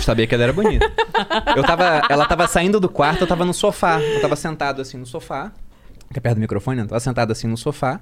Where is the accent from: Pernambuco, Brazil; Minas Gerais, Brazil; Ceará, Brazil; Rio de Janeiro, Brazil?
Rio de Janeiro, Brazil; Eu era do Rio